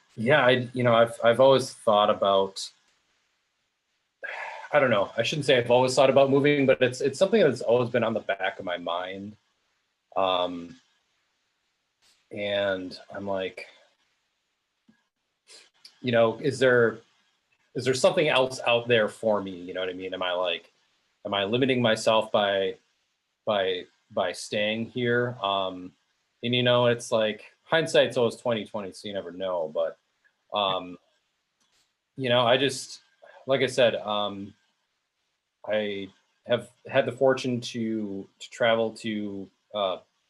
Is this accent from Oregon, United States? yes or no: no; Pewaukee, Wisconsin, United States; also born or lived in Milwaukee, Wisconsin; I'm from Wisconsin, Southeast Wisconsin. I grew up in the city of Pewaukee, as opposed to the village of Pewaukee.